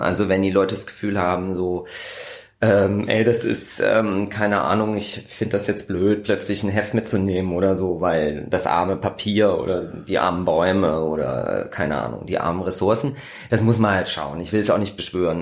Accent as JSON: {"language": "German", "town": "Kassel", "region": "Hesse", "country": "Germany", "moved": "as an adult", "lives_now": "Berlin, Germany", "said": "Ich komme aus dem wunderschönen Kassel"}